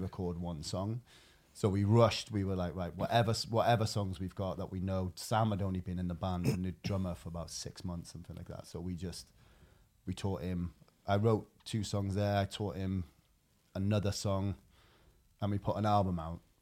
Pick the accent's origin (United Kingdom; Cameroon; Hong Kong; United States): United Kingdom; Wales; I'm Welsh